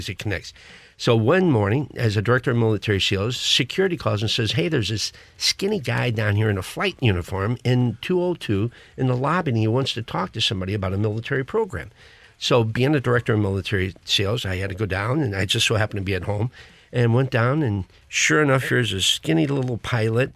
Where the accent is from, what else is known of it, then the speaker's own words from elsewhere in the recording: Krakow, Missouri, United States; moved away as an adult; I was a little kid growing up in Krakow, Missouri